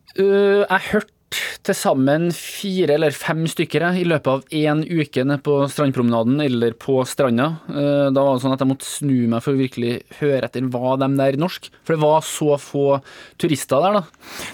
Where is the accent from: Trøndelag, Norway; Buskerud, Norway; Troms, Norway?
Trøndelag, Norway; Jeg er jo trønder